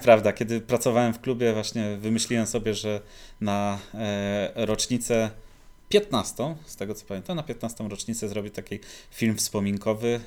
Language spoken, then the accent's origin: Polish; Poznań, Greater Poland, Poland; wychowywałem się na osiedlu Łokietka